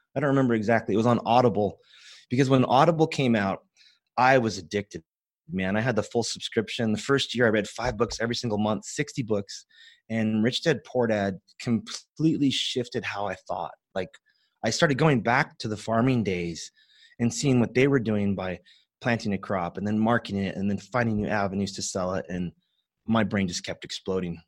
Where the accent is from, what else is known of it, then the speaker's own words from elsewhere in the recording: San Joaquin Valley, Central California, United States; I grew up in that world of farming